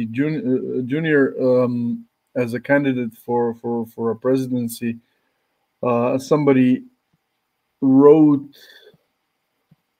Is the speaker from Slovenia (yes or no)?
yes; Slovenia; I'm from Slovenia